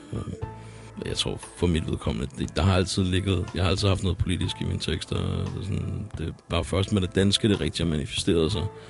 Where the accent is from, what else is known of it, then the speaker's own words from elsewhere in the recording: Copenhagen, Capital Region of Denmark, Denmark; jeg kommer over selv herude fra Yder Nørrebro, og jeg lige nu øh, vokser op herude